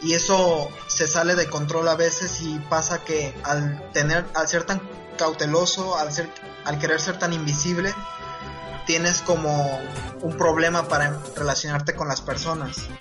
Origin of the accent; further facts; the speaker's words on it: Veracruz, Mexico; soy de Veracruz